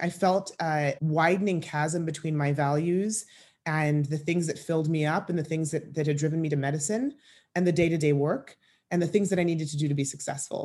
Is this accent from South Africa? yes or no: no; Kenya; moved away; I grew up in East Africa, in Kenya